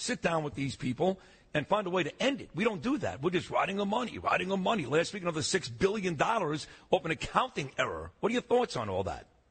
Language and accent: English; New York City, New York, United States; also born or lived in Rockaway, Queens; I'm from Brooklyn